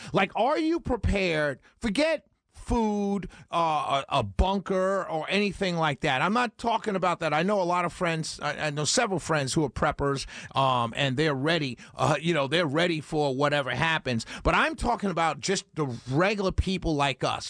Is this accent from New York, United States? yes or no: yes; New York City, New York, United States; moved away; I grew up in New York City, where the Jewish community in New York City was very supportive of African-American issues